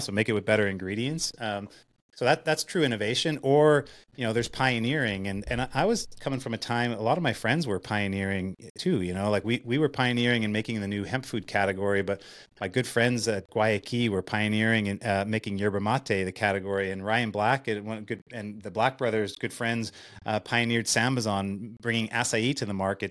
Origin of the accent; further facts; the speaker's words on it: Winnipeg, Manitoba, Canada; in Winnipeg, in, in my hometown